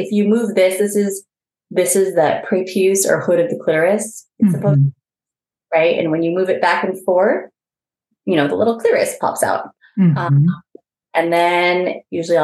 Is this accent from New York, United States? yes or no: no; Bay Area, California, United States; I am from the Bay Area